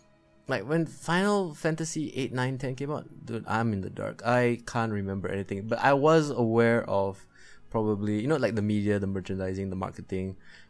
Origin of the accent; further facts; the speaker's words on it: Singapore; being a Singaporean, you have to sacrifice 2.5 years of your life to just serve your nation